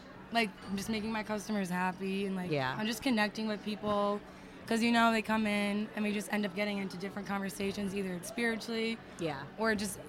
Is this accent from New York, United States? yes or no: yes; New York, United States; moved away as an adult; now in Tampa, United States; I'm 22. I am originally from New York, so I've been here about 4 years.